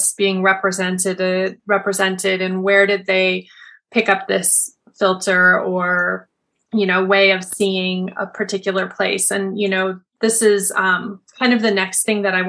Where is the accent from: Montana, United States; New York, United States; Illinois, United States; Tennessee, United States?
Montana, United States; I grew up in Montana in the United States, which is very rural